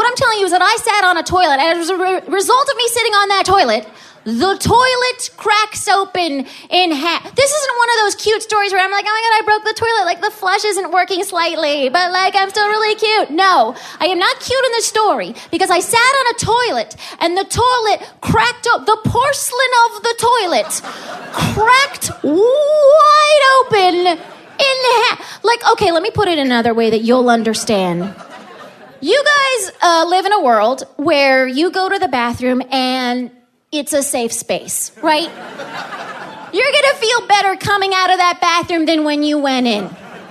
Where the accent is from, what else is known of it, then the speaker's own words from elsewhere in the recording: Southern California, United States; moved away; I'm from Southern California, and I had to go back home